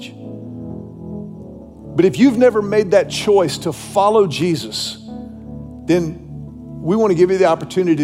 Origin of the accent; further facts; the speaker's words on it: Houston, Texas, United States; the church that I grew up in Houston, Texas, Second Baptist Church